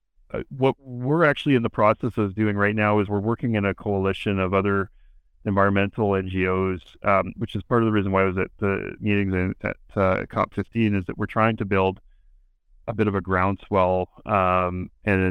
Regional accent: Toronto, Ontario, Canada; I grew up in Toronto

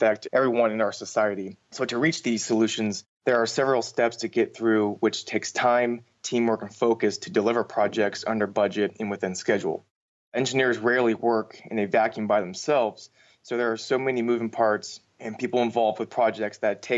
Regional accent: California, United States; moved away as an adult; now in Florida, United States; I was born and raised in California

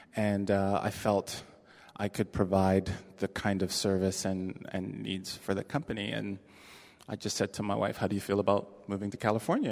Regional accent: Toronto, Ontario, Canada; moved away as an adult; now in San Francisco, United States; I am from Toronto, Canada. That is my birthplace and uh, where my home and um, a lot of my family is.

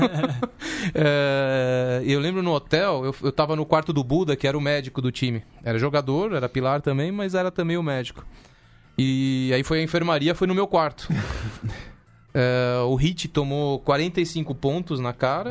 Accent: Brazil; also born or lived in Tucumán, Argentina; vim pro Brasil com 4 anos

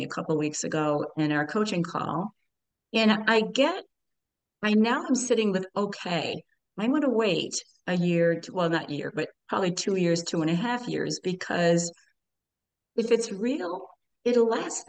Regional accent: Buffalo, New York, United States; also born or lived in Florida; now in Syracuse, United States; I am originally from Buffalo, New York, live in Syracuse area, and now have transferred down to Florida for a six month kind of thing.

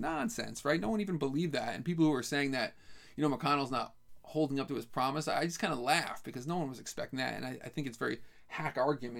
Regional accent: Albany, New York, United States; I grew up observing politics in Albany, New York, which was a huge city machine

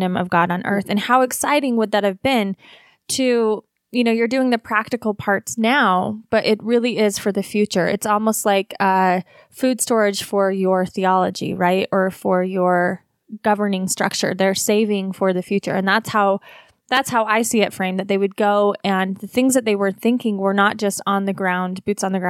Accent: Wasatch Front, Utah, United States; growing up in the Wasatch Front as a Utah Mormon girl

